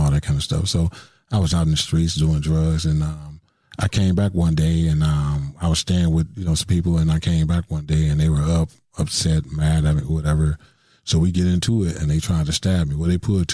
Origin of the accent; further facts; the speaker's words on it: Milwaukee, Wisconsin, United States; I grew up in Milwaukee, you know, the main streets of Milwaukee